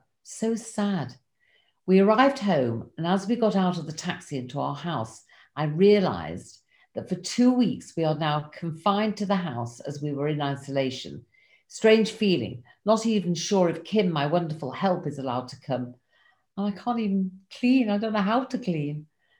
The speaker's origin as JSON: {"language": "English", "region": "England", "country": "United Kingdom", "moved": "yes", "lives_now": "Israel", "said": "I live here in Israel, but I'm originally from England."}